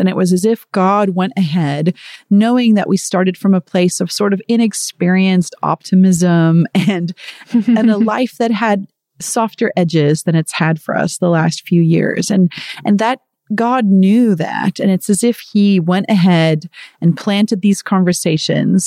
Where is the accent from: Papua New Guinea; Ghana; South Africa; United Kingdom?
South Africa; moved away; I am from South Africa originally